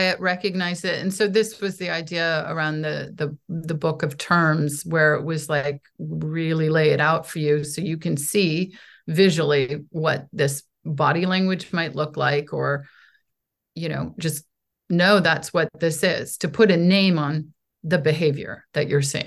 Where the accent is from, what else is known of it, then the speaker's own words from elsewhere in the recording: United States; also born or lived in Poland; I am an American artist